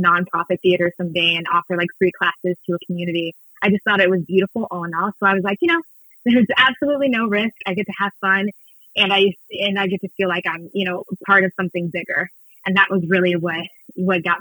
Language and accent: English; Houston, Texas, United States; moved away as an adult; also born or lived in New York City; I'm originally from Houston, Texas, born and raised, and I moved to New York City when I was 18